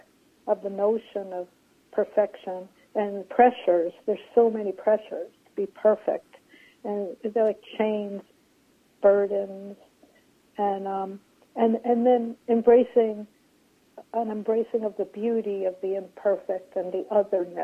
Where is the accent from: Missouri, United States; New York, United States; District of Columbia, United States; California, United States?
New York, United States; New York City; I grew up on Coney Island